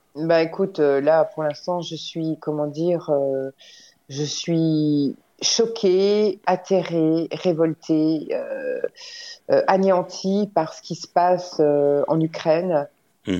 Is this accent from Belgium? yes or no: no; Morteau, Bourgogne-Franche-Comté, France; Je suis née à Morteau